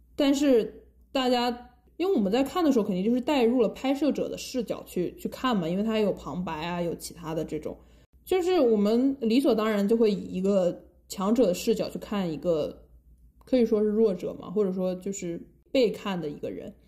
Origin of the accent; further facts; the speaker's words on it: China; 我们中国人就是从小，呃，因为很多人都要学英语嘛